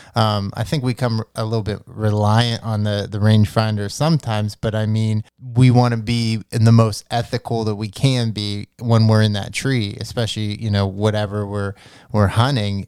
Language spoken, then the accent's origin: English; Pennsylvania, United States; we we're from Pennsylvania